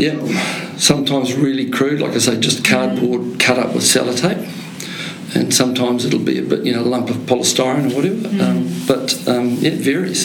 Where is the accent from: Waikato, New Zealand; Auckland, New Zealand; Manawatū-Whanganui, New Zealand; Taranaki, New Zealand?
Waikato, New Zealand; Te Awamutu; I'm from Te Awamutu in the Waikato